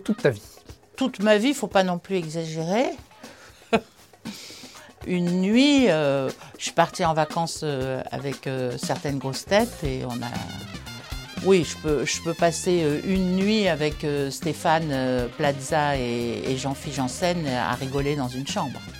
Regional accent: Casablanca, Casablanca-Settat, Morocco; moved away; C'est pas ma région d'origine, mais c'est la région où j'ai grandi. C'est Casablanca, au Maroc

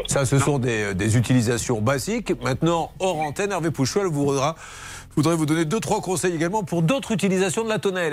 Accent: Bordeaux, Nouvelle-Aquitaine, France; je suis de Bordeaux

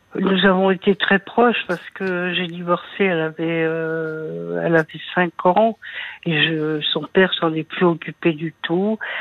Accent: Paris, Île-de-France, France; moved away as an adult; now in La Rochelle, France; quand on est parisien dans le sang

